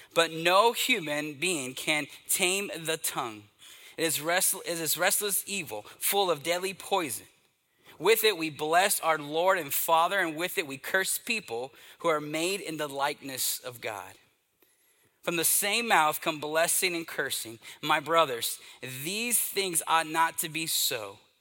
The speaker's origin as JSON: {"language": "English", "region": "East Texas", "country": "United States", "tie": "born or raised there", "said": "Growing up in the Southern Baptist Church, in this little country church in uh, East Texas"}